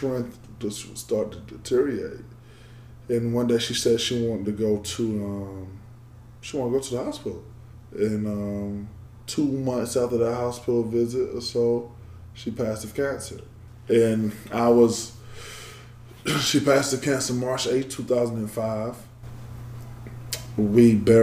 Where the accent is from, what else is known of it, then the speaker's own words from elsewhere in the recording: Macon, Georgia, United States; I grew up in Macon, Georgia.